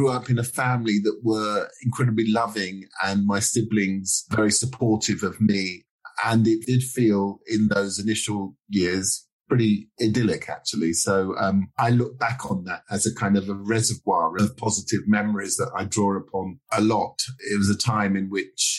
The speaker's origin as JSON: {"language": "English", "region": "London", "country": "United Kingdom", "tie": "born or raised there", "also_born_or_lived": "Dorset", "said": "I'm a Londoner, and I feel very much a Londoner. I was born in South London in a place called Tooting"}